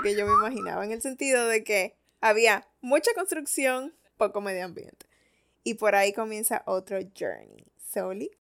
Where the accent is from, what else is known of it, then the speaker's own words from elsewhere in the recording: Santo Domingo, Distrito Nacional, Dominican Republic; yo no nací en Punta Cana, yo nací en Santo Domingo. Y eso me da como un contexto más de ciudad